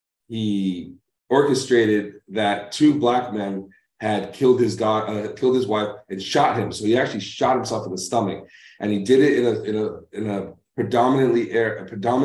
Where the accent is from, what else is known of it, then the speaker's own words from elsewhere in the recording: Lynn, Massachusetts, United States; also born or lived in New York; now in Arizona, United States; I grew up in Lynn, City of Sin